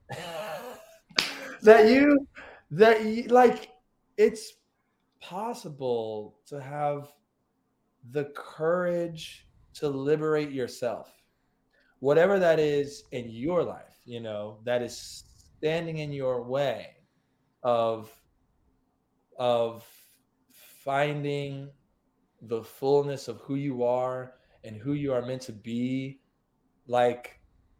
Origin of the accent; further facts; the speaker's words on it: Florence, Alabama, United States; moved away; I'm from Florence, Alabama.